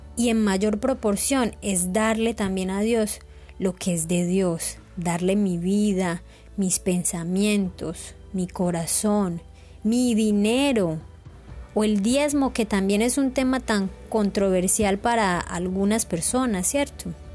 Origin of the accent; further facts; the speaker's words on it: Colombia; tenemos como colombianos